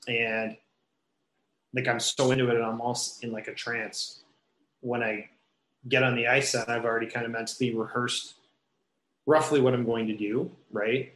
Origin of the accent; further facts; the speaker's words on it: Kitchener, Ontario, Canada; growing up in Kitchener, uh, about an hour west of here, uh, played all my minor hockey in Kitchener